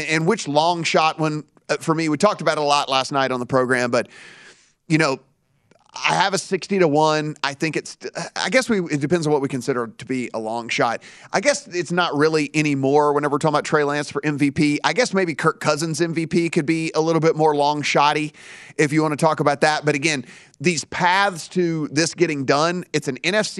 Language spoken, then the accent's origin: English; Louisiana, United States; moved away; I'm from Louisiana